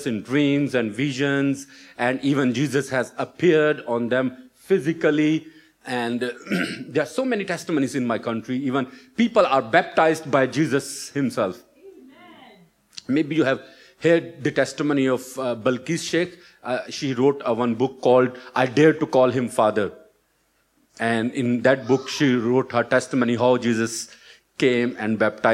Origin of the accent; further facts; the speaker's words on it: Pakistan; moved away as an adult; also born or lived in Colliers Wood, London; now in United Kingdom; originally I'm from Pakistan.